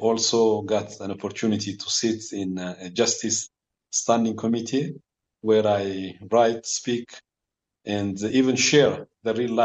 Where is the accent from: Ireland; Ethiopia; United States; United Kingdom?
Ethiopia; Addis Ababa; I was born in Addis Ababa, in the capital city of Ethiopia, with a bunch of children at home